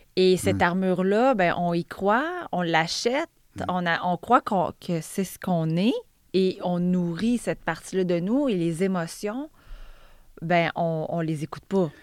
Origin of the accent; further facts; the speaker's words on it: Val-d'Or, Quebec, Canada; moved away as an adult; now in South Shore of Montreal, Canada; J'ai grandi en Abitibi. J'ai même fait l'université en Abitibi